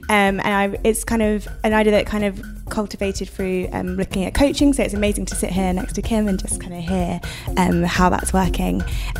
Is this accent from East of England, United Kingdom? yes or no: yes; Suffolk, East of England, United Kingdom; now in London, United Kingdom; I'm from Suffolk. I'm a countryside girl.